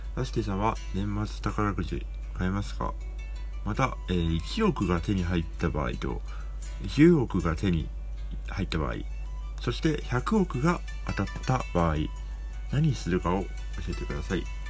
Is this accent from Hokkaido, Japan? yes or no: yes; Hokkaido, Japan; 北海道って私の地元ですけど